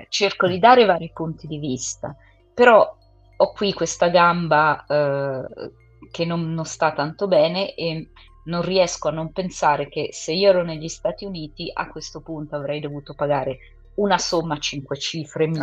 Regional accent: England, United Kingdom; io sono inglese

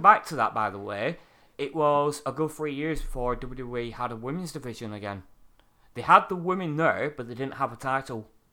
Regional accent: United Kingdom; I'm a Brit

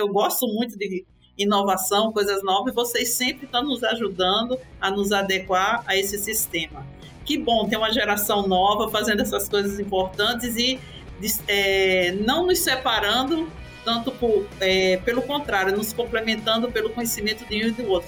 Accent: Recife, Pernambuco, Brazil; minha terra ficou, que é Recife, Pernambuco

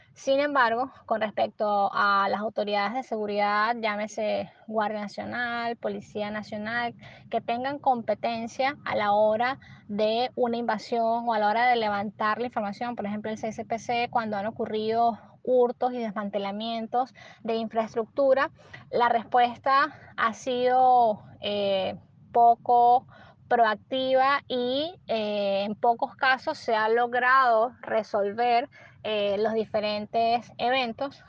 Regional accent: Venezuela; como venezolanos

